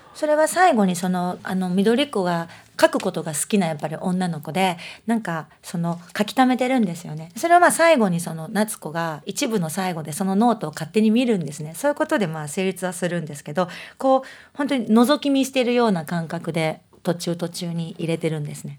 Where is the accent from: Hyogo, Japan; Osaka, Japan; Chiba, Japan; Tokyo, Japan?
Osaka, Japan; accent: Osaka dialect; 私は大阪弁の人間なんですね